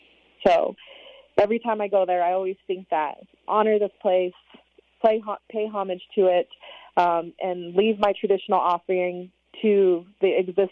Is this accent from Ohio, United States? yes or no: no; Utah, United States; I was born and raised in Utah